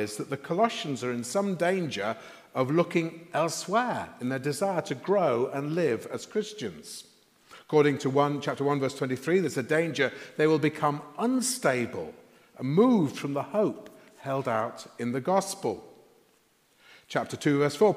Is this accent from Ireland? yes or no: no; Sheffield, Yorkshire and the Humber, United Kingdom; When I was growing up in Sheffield in the 1960s, I used to travel to school by bus